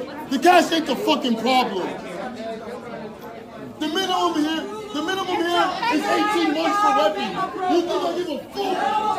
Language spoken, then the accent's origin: English; Boston, Massachusetts, United States; I grew up in Mattapan, buddy.